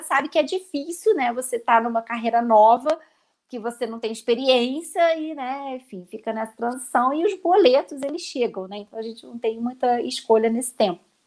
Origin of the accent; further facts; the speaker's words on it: Rio de Janeiro, Brazil; accent: carioca; now in Cotia, Brazil; pelo meu sotaque, as pessoas já vão perceber que eu sou carioca só que eu moro atualmente em São Paulo, na verdade eu moro em Cotia